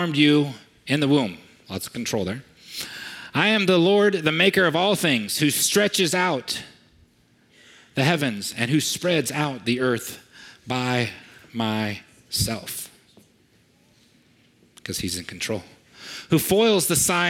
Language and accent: English; United States; I'm an American, and I'm a proud American